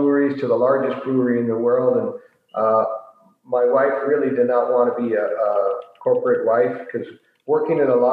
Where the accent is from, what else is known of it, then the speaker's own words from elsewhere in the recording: San Francisco, California, United States; moved away as an adult; now in Wisconsin, United States; I'm originally from San Francisco.